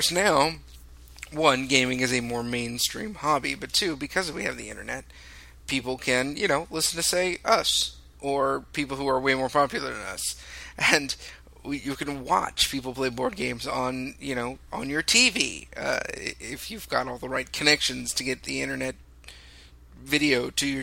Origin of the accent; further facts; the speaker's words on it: Southern California, United States; I'm from Southern California